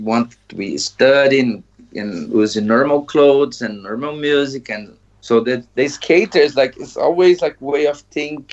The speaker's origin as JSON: {"language": "English", "country": "Brazil", "also_born_or_lived": "Maringá, Paraná, Brazil", "second_language": "English", "moved": "yes", "lives_now": "Iceland", "said": "I'm from Brazil and currently live in Iceland."}